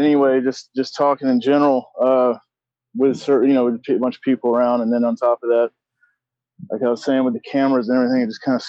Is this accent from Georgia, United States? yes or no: yes; Augusta, Georgia, United States; I grew up in Augusta, Georgia.